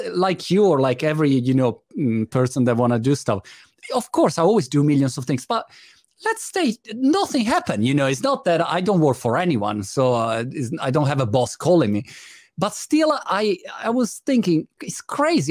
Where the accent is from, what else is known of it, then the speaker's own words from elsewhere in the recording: Italy; I was born in Italy